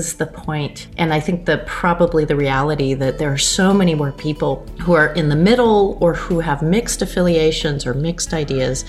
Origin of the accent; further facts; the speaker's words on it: Rutland, Vermont, United States; moved away as an adult; also born or lived in Los Angeles; now in California, United States; when I was growing up in Rutland, and then in Clarendon, just outside Rutland.